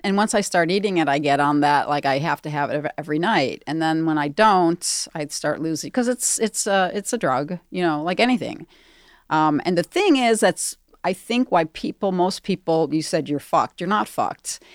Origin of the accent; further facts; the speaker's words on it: Darien, Illinois, United States; In the suburbs, Southwest, like around Darien, Hinsdale